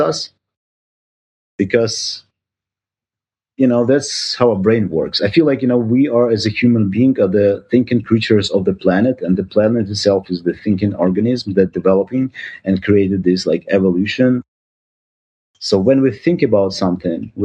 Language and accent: English; Ukraine; moved away as an adult; now in United States; I'm originally from Ukraine